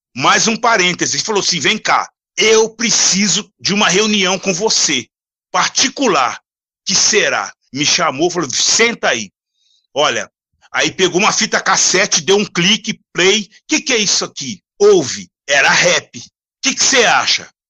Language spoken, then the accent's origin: Portuguese; Minas Gerais, Brazil; moved away as an adult; now in São Paulo, Brazil; eu vim de Minas Gerais, cara, sabe? Eu sou. É, é, até então era mineiro, gente, gente boa, mineirinho